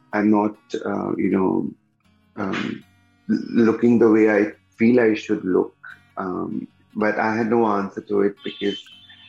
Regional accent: Kolkata, West Bengal, India; I come from Calcutta

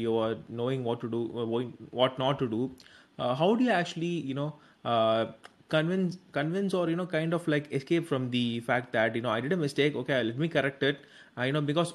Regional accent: South India, India; I'm from South India.

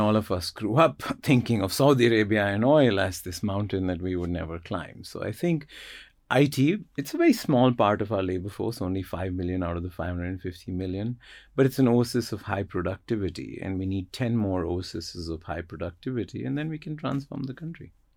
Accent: Jammu and Kashmir, India; moved away; also born or lived in United States; growing up in Kashmir, which is a fascinating place but an economic wasteland

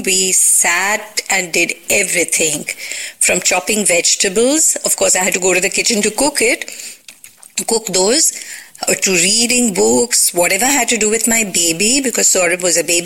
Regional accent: Mumbai, Maharashtra, India; moved away as an adult; also born or lived in Hindon, Uttar Pradesh; now in Goa, India; I was born and raised in Bombay

